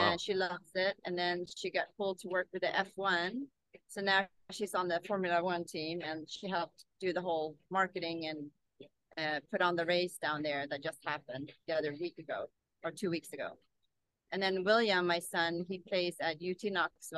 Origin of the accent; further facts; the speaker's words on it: Sweden; moved away as an adult; also born or lived in South Korea; now in Nashville, United States; I was born in South Korea, but I grew up in Sweden. So I came here in 1998